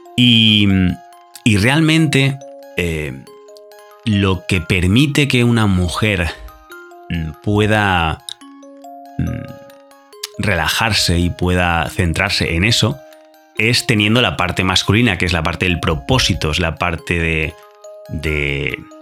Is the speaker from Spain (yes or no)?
yes; Spain; español, yo también